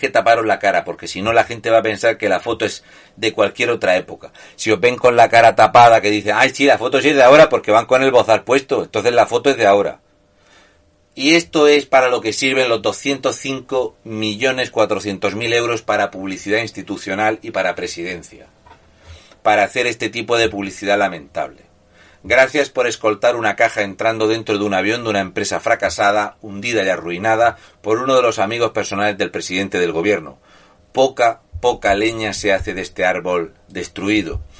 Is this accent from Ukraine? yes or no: yes; Ukraine; Spanish is a second language; también deciros que soy ucraniano que vive en la Ucrania